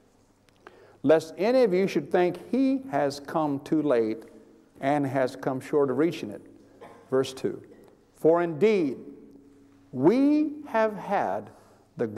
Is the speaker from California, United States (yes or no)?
yes; California, United States; I'm from California